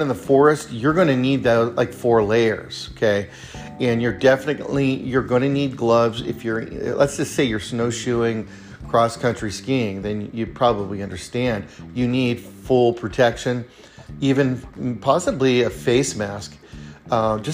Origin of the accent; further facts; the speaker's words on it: California, United States; now in Redmond, Oregon, United States; growing up in California, you know, in the Sierras